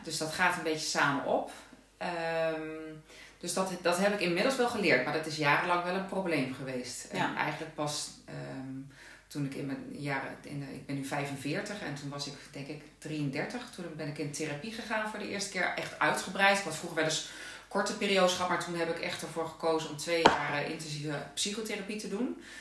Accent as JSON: {"language": "Dutch", "country": "Netherlands", "moved": "yes", "lives_now": "Limburg, Netherlands", "said": "Ik eh, woon in Limburg, maar ik ben een Hollandse."}